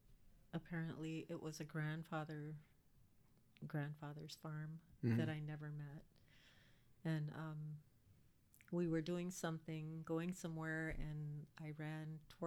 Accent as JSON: {"language": "English", "town": "St. Paul", "region": "Minnesota", "country": "United States", "tie": "born there", "also_born_or_lived": "Hawaii", "said": "I was born in St. Paul."}